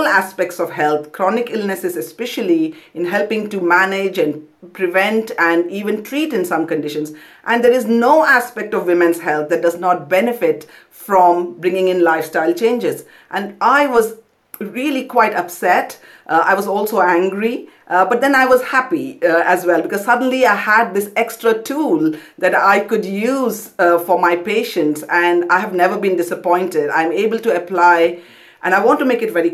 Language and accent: English; Kolkata, West Bengal, India; moved away as an adult; also born or lived in Pondicherry; now in London, United Kingdom; I grew up in Kolkata, but went to medical school in Pondicherry